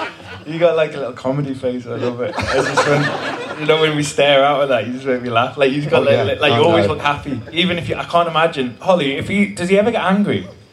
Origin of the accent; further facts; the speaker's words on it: Isle of Man; I'm from a small island called the Isle of Man. It's in between England, Ireland, Scotland, Wales. And it's 572 square meters. Square kilometers.